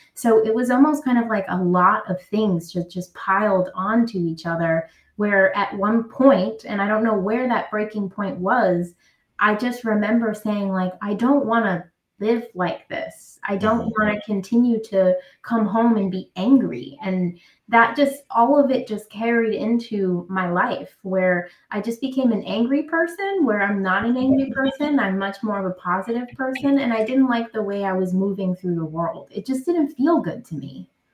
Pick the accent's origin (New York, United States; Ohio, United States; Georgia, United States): New York, United States; New York City; I'm from Brooklyn, New York. Um, I grew up in the projects of Brooklyn